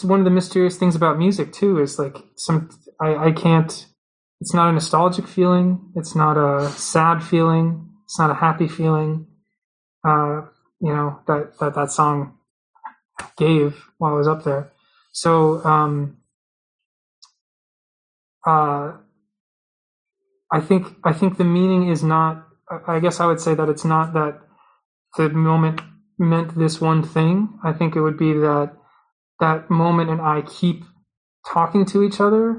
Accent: Massachusetts, United States; I was at the Topps Field Fair in Massachusetts, in my hometown

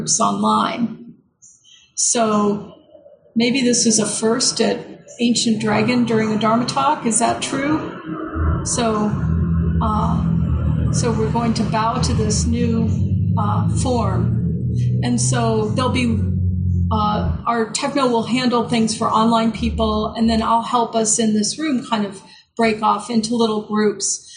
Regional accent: United States; we are American

